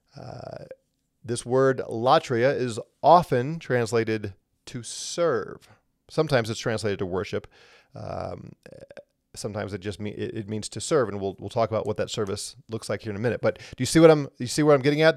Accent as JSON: {"language": "English", "region": "Missouri", "country": "United States", "moved": "yes", "said": "I'm originally from Missouri, the Show Me State."}